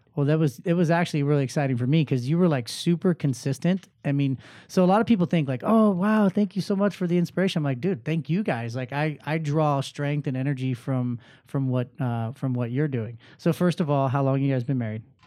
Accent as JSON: {"language": "English", "area": "Inland Empire", "region": "California", "country": "United States", "tie": "born or raised there", "moved": "yes", "lives_now": "Orange County, United States", "said": "I grew up in the I E myself"}